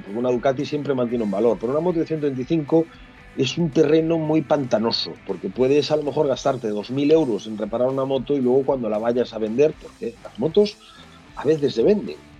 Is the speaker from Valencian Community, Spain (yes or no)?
no; Galicia, Spain; que va a venir a Galicia, y vamos a salir desde mi pueblo